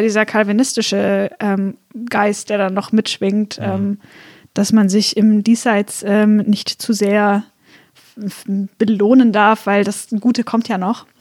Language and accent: German; Swabia, Baden-Württemberg, Germany; ich komme aus Schwabenland